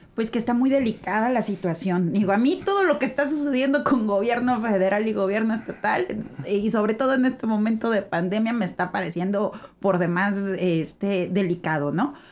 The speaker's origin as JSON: {"language": "Spanish", "country": "Mexico", "said": "nosotros estarnos aislando como mexicanos"}